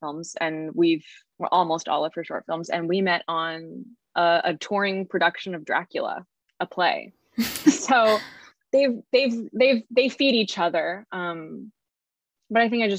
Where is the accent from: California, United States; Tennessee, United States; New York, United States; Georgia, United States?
California, United States; Carlsbad; moved away as an adult; now in Los Angeles, United States; I was raised in San Diego, in Carlsbad.